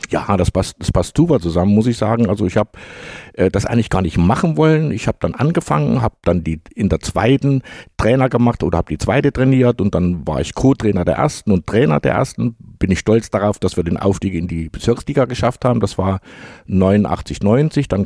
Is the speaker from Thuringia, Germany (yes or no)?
yes; Jena, Thuringia, Germany; habe gesagt, ja, ich komme aus Jena.